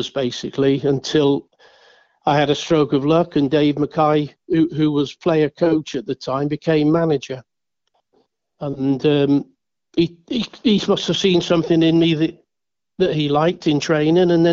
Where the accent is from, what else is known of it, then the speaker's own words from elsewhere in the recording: Witney, South East England, United Kingdom; I came from Witney, which is a small town in Oxfordshire